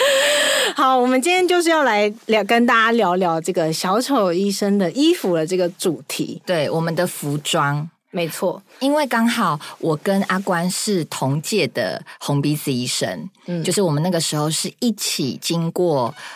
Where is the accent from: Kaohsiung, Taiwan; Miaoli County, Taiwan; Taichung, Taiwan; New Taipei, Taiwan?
Taichung, Taiwan; 我是台中， 的，我是台中人